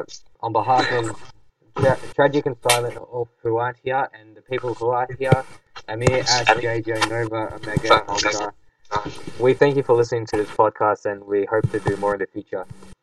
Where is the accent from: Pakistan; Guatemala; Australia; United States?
Australia; because we were all born and raised in Australia